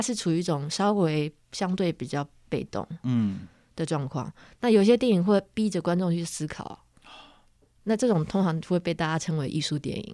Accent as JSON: {"language": "Chinese", "region": "Penghu County", "country": "Taiwan", "tie": "born or raised there", "said": "我小时候在澎湖生长的时候，十六岁的时候"}